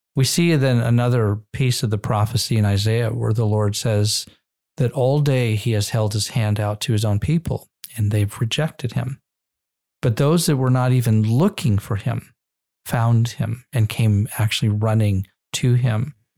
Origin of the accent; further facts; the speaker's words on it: Israel; I grew up in Israel and I have Israeli citizenship